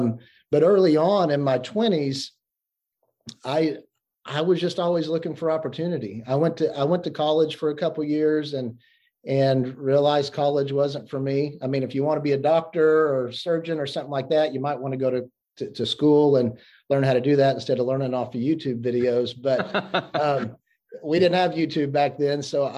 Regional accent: Oklahoma, United States; I was born and raised in Oklahoma.

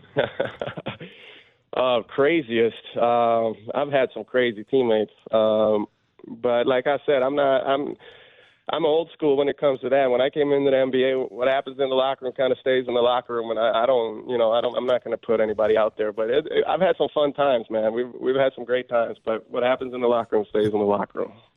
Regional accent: Sweden; moved away as an adult; now in Michigan, United States; growing up in Sweden

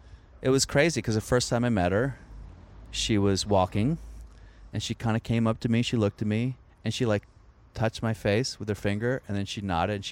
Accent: Virginia, United States; born or raised there

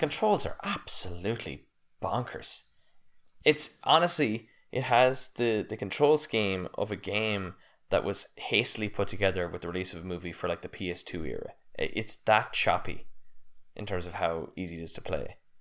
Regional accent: United States; I'm American.

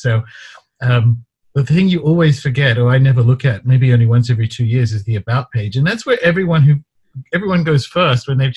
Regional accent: Newcastle, New South Wales, Australia; I grew up in Newcastle, Australia

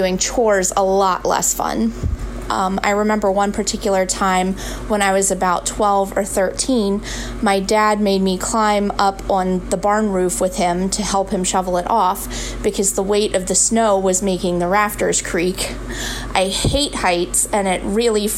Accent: East Berlin, Pennsylvania, United States; I'm from East Berlin, Pennsylvania. I grew up in this area

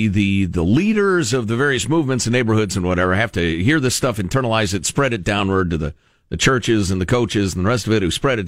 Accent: Chicago, Illinois, United States; I grew up with it in Chicagoland.

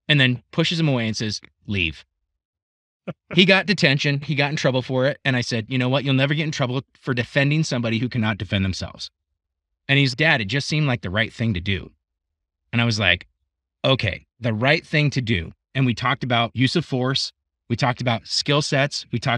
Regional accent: Scotland, United Kingdom; I'm Scottish.

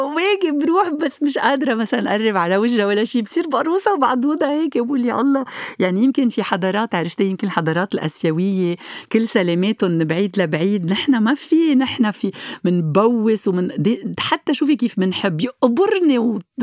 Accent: Lebanon; عندنا بلبنان

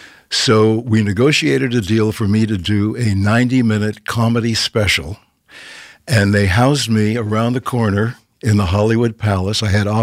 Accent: Canada; now in Los Angeles, United States; 52 years ago, I moved to LA from Canada. And in Canada, we had no agents, no managers.

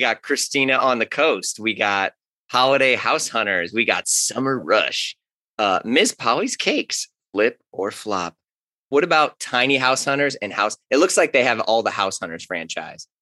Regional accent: St. Louis, Missouri, United States; I grew up in St. Louis, grew up in Ferguson Florissant, went to Hazelwood Central

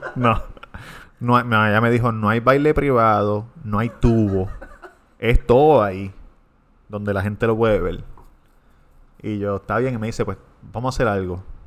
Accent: Levittown, Puerto Rico; de Levitown.

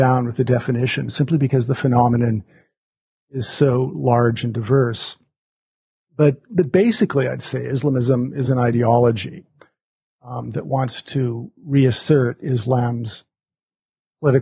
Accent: Alberta, Canada; moved away as an adult; also born or lived in Montreal, Canada / Cairo, Egypt; now in Omaha, United States; I grew up in Alberta, Canada

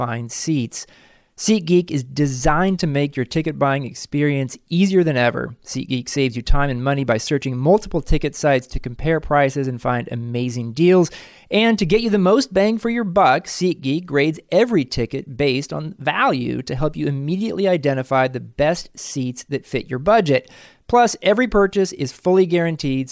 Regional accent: United States; an American

